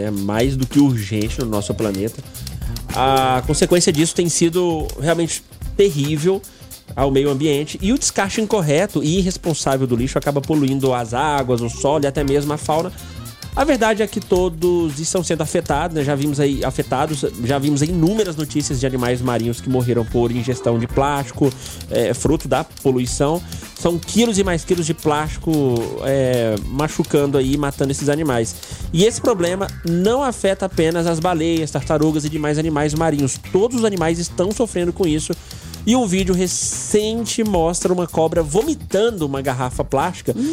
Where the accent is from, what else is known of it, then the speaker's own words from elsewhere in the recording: Goiás, Brazil; Uai, sou como um bom goiano, eu já nasci falando uai.